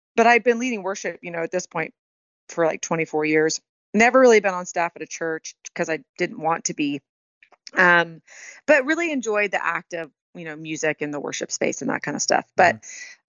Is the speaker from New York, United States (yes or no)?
no; Houston, Texas, United States; moved away as an adult; also born or lived in Colorado / Long Beach, California; now in Nashville, United States; I grew up in Houston, born and raised, hmm. 18 hmm. years, and then I lived in Colorado for pretty much the next 18 years